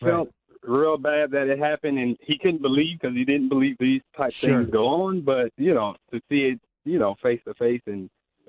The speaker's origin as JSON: {"language": "English", "region": "South Florida", "country": "United States", "moved": "yes", "said": "I'm originally from South Florida"}